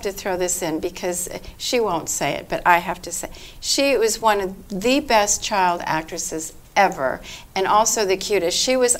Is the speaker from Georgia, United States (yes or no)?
no; Los Angeles, California, United States; growing up in Hollywood as a child actress.